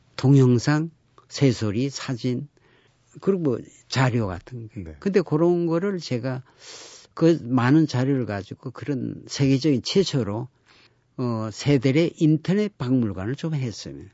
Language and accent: Korean; Geoje, South Gyeongsang, South Korea; moved away; 우리 고향 거제도도